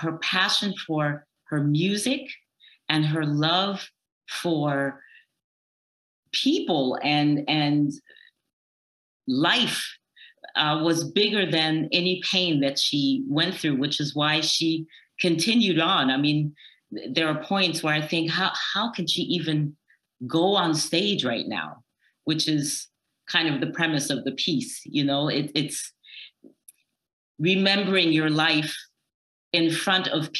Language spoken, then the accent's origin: English; Berlin, Germany; Yes, I'm American, but I was born in Berlin and I grew up there.